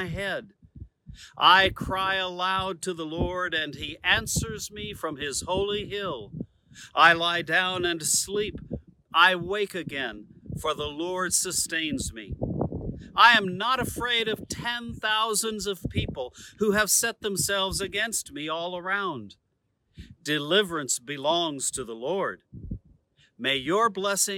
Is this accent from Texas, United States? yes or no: no; Socorro, New Mexico, United States; now in Rancho Santa Fe, United States; I'm in Socorro, New Mexico, my hometown.